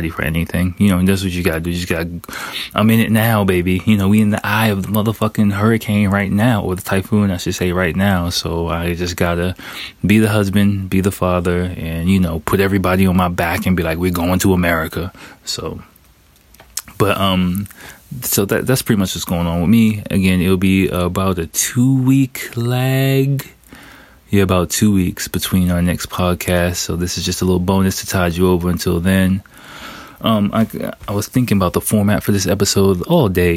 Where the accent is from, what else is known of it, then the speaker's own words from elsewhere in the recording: United States; moved away as an adult; now in Japan; I'm American